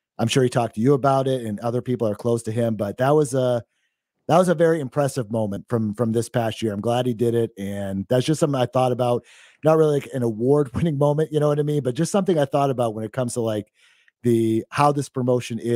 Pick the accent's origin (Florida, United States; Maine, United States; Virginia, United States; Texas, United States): Maine, United States; I'm from Maine originally